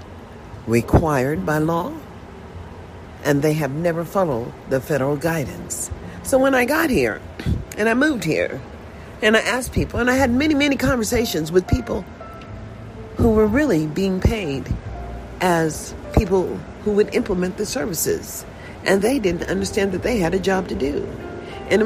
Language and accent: English; United States; also born or lived in Nevada; I was born in a USA